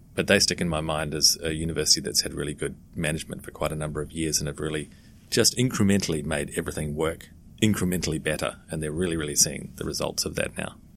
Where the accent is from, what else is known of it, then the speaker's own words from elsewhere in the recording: New Zealand; moved away; also born or lived in London / Australia / Russia / Caribbean; I'm originally from New Zealand